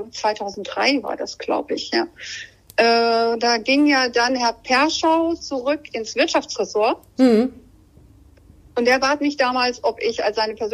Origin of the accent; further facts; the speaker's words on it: Rhineland-Palatinate, Germany; ich komme ja ursprünglich aus Rheinland-Pfalz